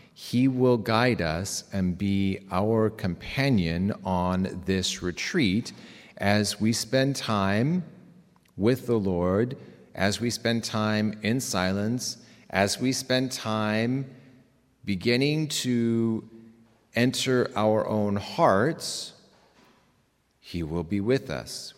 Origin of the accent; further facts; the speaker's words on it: Reno, Nevada, United States; now in Bronx, United States; I come from Reno. My parents were Canadian. They moved to Reno, um, for my mother's health. I have a younger brother